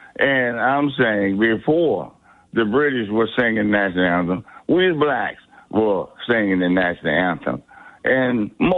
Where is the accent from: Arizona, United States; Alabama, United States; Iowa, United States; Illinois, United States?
Alabama, United States; Selma; now in Atlantic City, United States; born and raised in Alabama, Selma